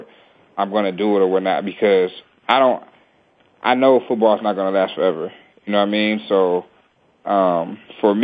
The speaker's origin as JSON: {"language": "English", "town": "Detroit", "region": "Michigan", "country": "United States", "tie": "born or raised there", "also_born_or_lived": "Cincinnati", "moved": "yes", "lives_now": "Philadelphia, United States", "said": "I grew up in Detroit"}